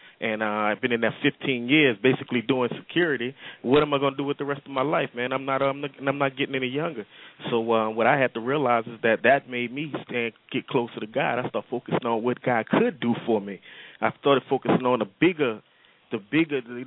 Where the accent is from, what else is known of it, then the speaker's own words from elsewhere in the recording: New Orleans, Louisiana, United States; moved away as an adult; now in Columbus, United States; I'm from New Orleans, came here since Katrina, got here 3 days after Katrina